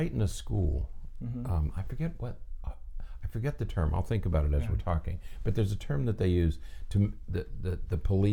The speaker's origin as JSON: {"language": "English", "region": "the North", "country": "United States", "moved": "yes", "said": "I'm from the North and my wife is from the South."}